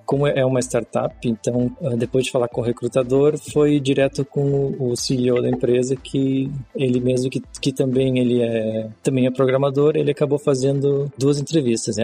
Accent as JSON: {"language": "Portuguese", "town": "Canoas", "region": "Rio Grande do Sul", "country": "Brazil", "tie": "born or raised there", "also_born_or_lived": "Porto Alegre", "moved": "as an adult", "lives_now": "Luxembourg", "said": "eu sou de Porto Alegre, nascido em Porto Alegre, mas morei minha vida inteira em Canoas, que é a cidade vizinha, no Rio Grande do Sul"}